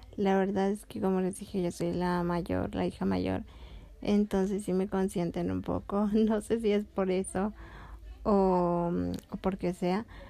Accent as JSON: {"language": "Spanish", "town": "León", "region": "Guanajuato", "country": "Mexico", "also_born_or_lived": "Tepic, Nayarit", "said": "Ahora estamos en León, Guanajuato, de donde soy"}